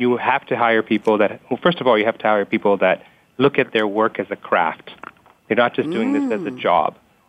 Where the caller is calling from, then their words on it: Dallas, Texas, United States; I'm calling from Dallas, Texas.